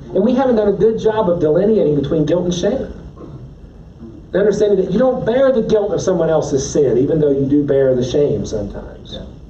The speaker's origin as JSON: {"language": "English", "region": "West Virginia", "country": "United States", "said": "I'm from West Virginia."}